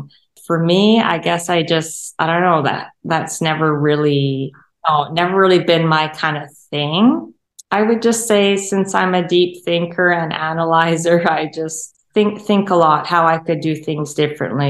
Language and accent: English; St. Albert, Alberta, Canada; also born or lived in Edmonton, Canada; I grew up in St. Albert